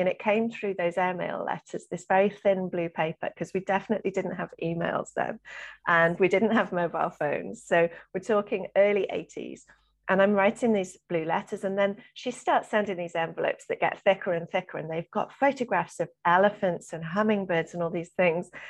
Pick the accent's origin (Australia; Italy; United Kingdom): United Kingdom; South Wales; I grew up in South Wales